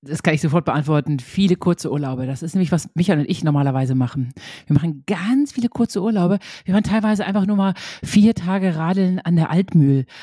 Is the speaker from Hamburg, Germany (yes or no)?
no; Münster, North Rhine-Westphalia, Germany; meiner Geburtsstadt Münster